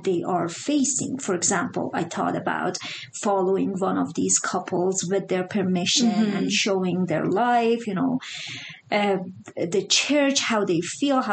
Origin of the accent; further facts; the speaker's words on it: Iran; now in Utah, United States; I grew up in Iran